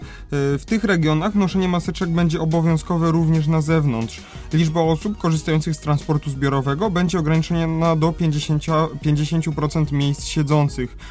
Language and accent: Polish; Kraków, Lesser Poland, Poland; u nas w Krakowie